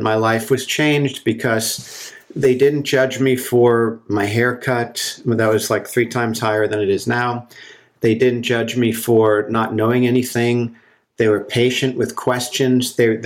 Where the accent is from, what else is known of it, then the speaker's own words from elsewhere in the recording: New Jersey, United States; moved away as an adult; also born or lived in Colorado; now in Santa Cruz, United States; I grew up in New Jersey, in a suburb of New York City, very close to New York City